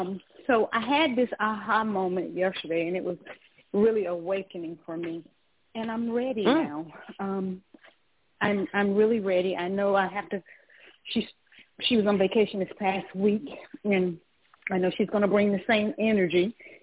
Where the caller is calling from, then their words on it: Georgia, United States; I'm calling from Georgia.